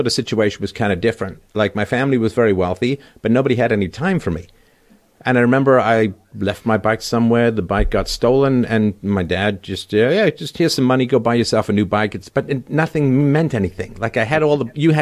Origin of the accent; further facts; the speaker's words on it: London, United Kingdom; my little apartment that I grew up in London